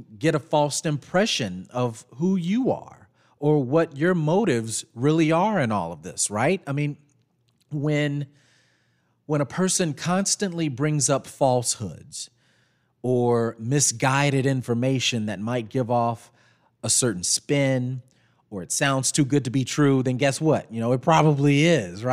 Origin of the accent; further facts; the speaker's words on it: McComb, Mississippi, United States; moved away; growing up in Macomb